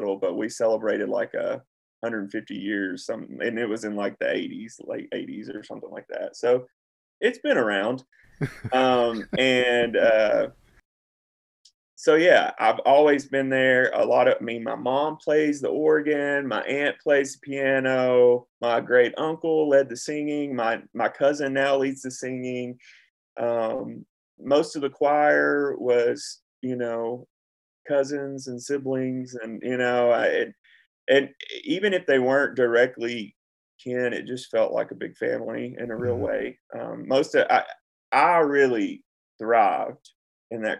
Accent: Centertown, Tennessee, United States; I mean, I know I'm from McMinnville, but really I'm from an unincorporated town called Centertown.

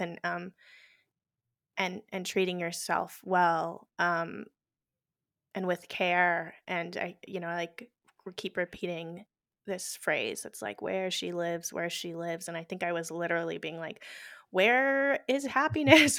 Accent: Houston, Texas, United States; moved away as an adult; also born or lived in New York; now in New Jersey, United States; I was born in Houston

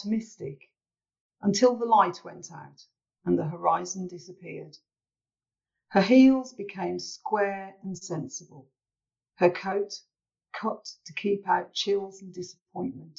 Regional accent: Birmingham, West Midlands, United Kingdom; here in my hometown podcast

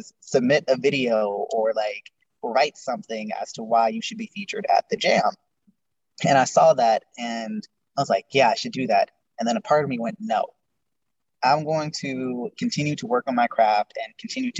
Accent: Las Vegas, Nevada, United States; also born or lived in California; I was born in California, and I moved to Vegas in second grade, and I've been here ever since.

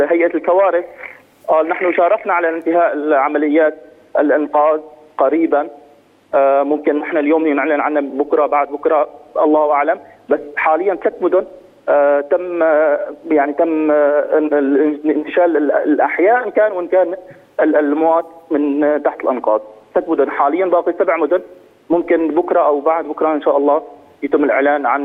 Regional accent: Aleppo, Aleppo Governorate, Syria; moved away as an adult; now in Turkey; طبعا نحن انا خرجت من حلب وشفنا الموجود كان بحلب وبسوريا بشكل عام وصلنا ل ل لتركيا

